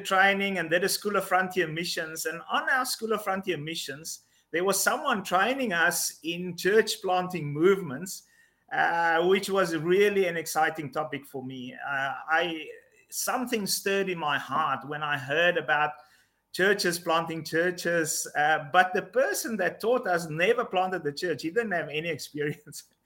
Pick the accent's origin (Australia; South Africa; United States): South Africa; also born or lived in Mozambique; I am South African, living in South Africa.